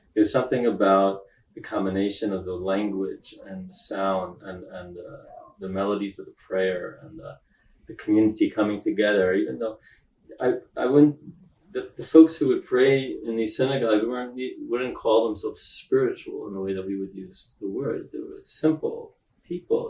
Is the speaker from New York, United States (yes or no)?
yes; New York City, New York, United States; also born or lived in Israel; I was born in Israel, but I grew up in Brooklyn, New York